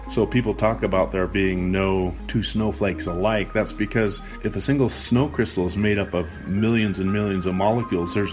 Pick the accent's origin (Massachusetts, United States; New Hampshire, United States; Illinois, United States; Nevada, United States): Nevada, United States; Reno; I am six and I'm from Reno, Nevada.